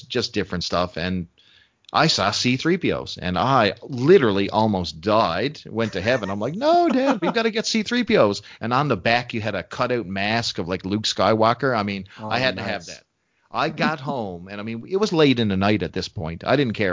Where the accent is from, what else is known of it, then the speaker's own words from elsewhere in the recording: Canada; As a Canadian